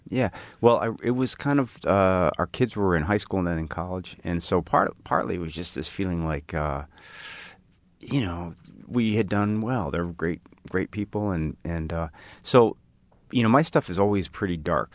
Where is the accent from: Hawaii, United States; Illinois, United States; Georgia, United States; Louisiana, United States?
Illinois, United States; Chicago; I grew up in Chicago, didn't know any other writers.